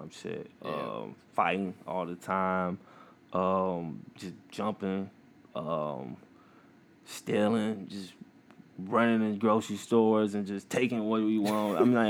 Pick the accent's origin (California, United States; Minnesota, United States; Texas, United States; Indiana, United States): Indiana, United States; East Chicago; I grew up in East Chicago, Indiana. I went to school at East Chicago Central